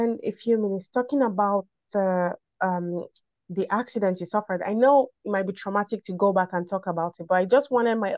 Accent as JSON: {"language": "English", "country": "Nigeria", "said": "I'm from Nigeria"}